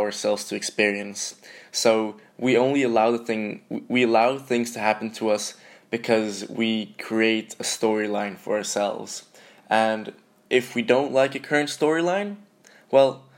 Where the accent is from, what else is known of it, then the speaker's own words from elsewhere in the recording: Sweden; moved away as an adult; also born or lived in Glasgow, Scotland; now in London, United Kingdom; I'm from Sweden.